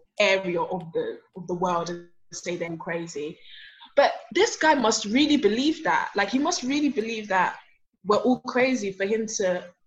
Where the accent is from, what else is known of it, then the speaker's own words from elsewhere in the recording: Nigeria; now in London, United Kingdom; I'm from Nigeria. I live in London